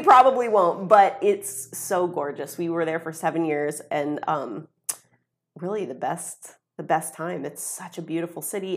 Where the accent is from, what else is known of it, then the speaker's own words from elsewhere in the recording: Ohio, United States; stay in my hometown